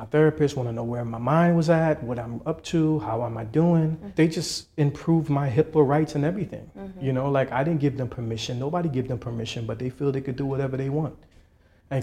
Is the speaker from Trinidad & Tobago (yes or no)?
yes; Trinidad & Tobago; now in United States; I'm from Trinidad.